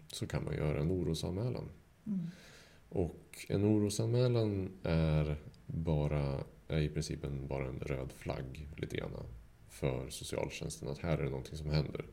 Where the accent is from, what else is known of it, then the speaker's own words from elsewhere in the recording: Sweden; som svensk